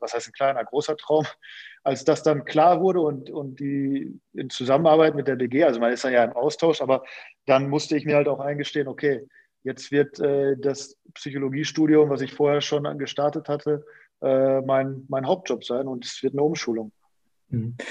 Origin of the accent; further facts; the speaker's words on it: Münster, North Rhine-Westphalia, Germany; moved away as an adult; also born or lived in Sandhausen; zurück in meine Heimat